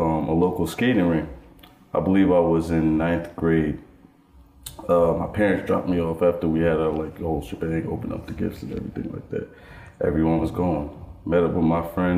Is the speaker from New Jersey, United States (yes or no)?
yes; Irvington, New Jersey, United States; also born or lived in Union, New Jersey; I grew up in the Union Township system of Union, New Jersey, which was would be considered suburbia